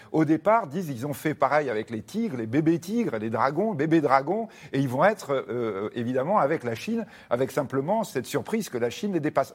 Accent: France; chez nous, en France

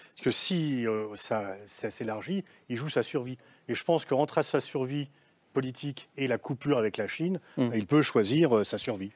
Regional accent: France; je suis français

